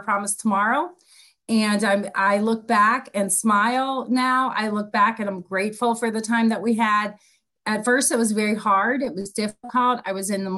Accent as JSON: {"language": "English", "town": "Pittsburgh", "region": "Pennsylvania", "country": "United States", "also_born_or_lived": "East Coast", "moved": "yes", "lives_now": "Palm Coast, United States", "said": "I'm originally from Pittsburgh, Pennsylvania, and I have had the pleasure of living all up and down the East Coast, but I found my home and have dug my roots right here in Palm Coast, Florida"}